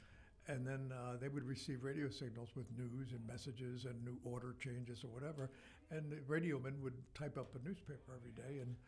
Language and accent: English; Philadelphia, Pennsylvania, United States; I grew up near the Philadelphia Navy Yard, very close to it. All the streets in our neighborhood were named after naval heroes.